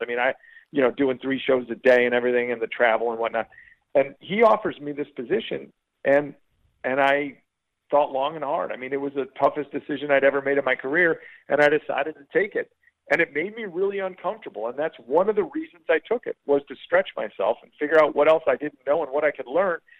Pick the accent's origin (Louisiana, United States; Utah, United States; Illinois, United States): Illinois, United States; Chicago; moved away as an adult; also born or lived in Columbia, Missouri / Columbus, Georgia / Fort Myers, Florida; as a kid growing up in Chicago